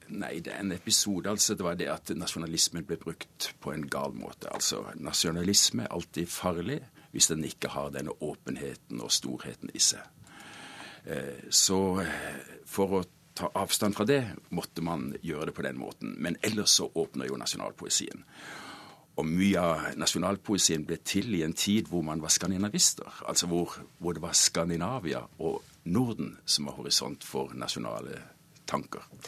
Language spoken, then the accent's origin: Norwegian; Norway; now in Germany